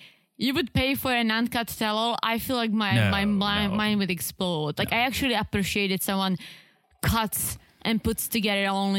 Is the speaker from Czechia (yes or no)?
yes; Czechia; I'm from the Czech Republic